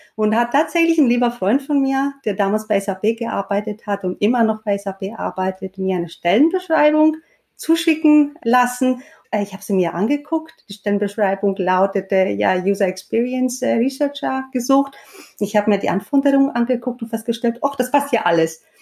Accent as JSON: {"language": "German", "country": "Greece", "tie": "born or raised there", "moved": "yes", "said": "Ich bin tatsächlich in Griechenland aufgewachsen"}